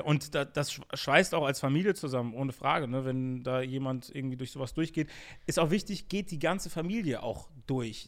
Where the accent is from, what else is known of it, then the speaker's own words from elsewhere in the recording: Bonn, North Rhine-Westphalia, Germany; bin auch in den richtigen Ortsteilen, würde ich sagen, so mhm. aufgewachsen, wo es eh, also mein, meine Heimatstadt ist eh Multikulti